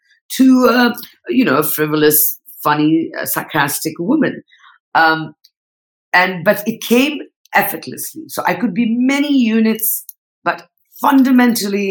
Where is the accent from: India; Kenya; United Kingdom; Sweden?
India; Northeast India; also born or lived in Mumbai, India; now in Bali, Indonesia; I'm Nepali. I come from the Northeast.